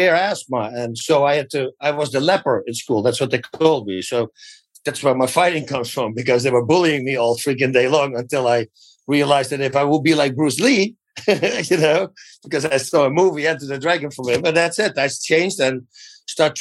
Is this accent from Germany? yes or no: no; Netherlands; English is a second language; moved away as an adult; now in United States; I'm freaking in America right now. I'm from Holland. I moved here like in 97.